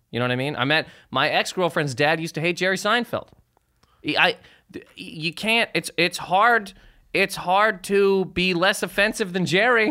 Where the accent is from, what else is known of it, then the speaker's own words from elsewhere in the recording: Canada; moved away as an adult; now in United States; I'm from Sur Canada